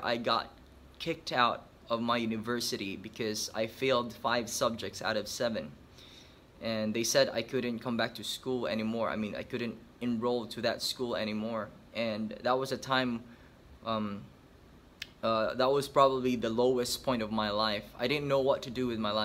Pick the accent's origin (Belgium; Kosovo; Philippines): Philippines; now in Ho Chi Minh City, Vietnam; I'm a Filipino, but I'm currently helping God's work here in Ho Chi Minh City, Vietnam